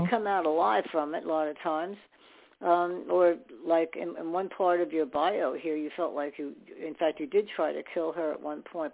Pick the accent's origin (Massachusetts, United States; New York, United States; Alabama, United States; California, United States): New York, United States; New York City; I was born in New York too